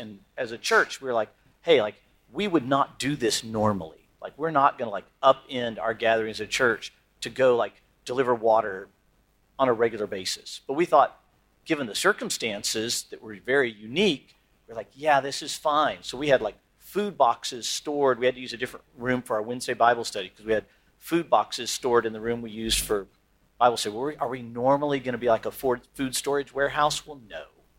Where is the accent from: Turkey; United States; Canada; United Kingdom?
Turkey; Like, I'm from Turkey, we just had this earthquake.